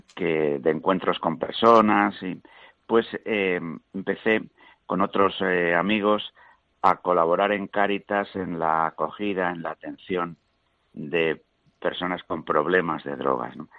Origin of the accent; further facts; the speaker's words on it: Meneses de Campos, Castile and León, Spain; Allí en mi propio pueblo, pues yo, además de ser bautizado, claro, pues hice el, el itinerario sencillo en aquel tiempo de la, de la iniciación cristiana, participé pues de la vida de la parroquia, de la realidad de la escuela, de mi propio pueblo